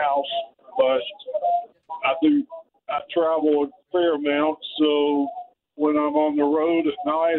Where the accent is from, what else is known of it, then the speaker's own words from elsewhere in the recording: Western Kentucky, United States; now in South Carolina, United States; I now live in South Carolina for 30 years, but I grew up in Western Kentucky.